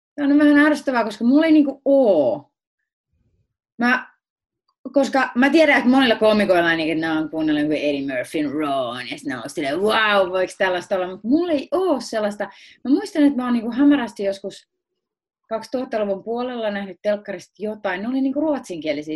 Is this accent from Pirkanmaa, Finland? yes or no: yes; Akaa, Pirkanmaa, Finland; also born or lived in Tampere; mä olen syntynyt Tampereella ja ollut niin seitsemänvuotiaaksi asti asunut Tampereella eri puolilla Tampereella. Sitten me muutettiin Viialaan